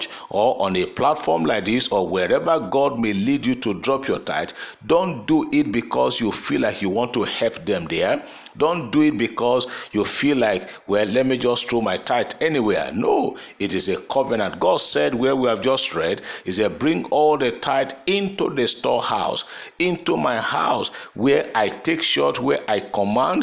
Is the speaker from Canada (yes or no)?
no; Nigeria; there are certain constitutional rights I have today as a Nigerian